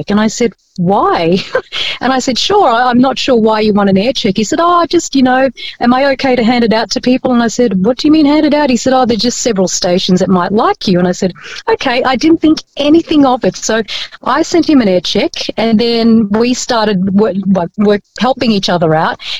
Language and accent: English; Bellevue Hill, New South Wales, Australia; English is a second language; I went to school in Bellevue Hill. Ah, yeah. School in Bellevue, yeah, Bellevue Hill, and I, ne- I didn't speak English.